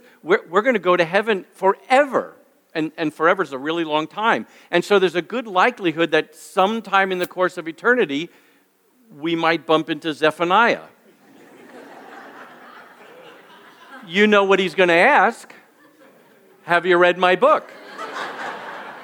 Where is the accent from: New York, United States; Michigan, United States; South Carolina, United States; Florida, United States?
New York, United States; moved away; I'm originally from New York, as Rob mentioned, and I grew up in a Jewish home.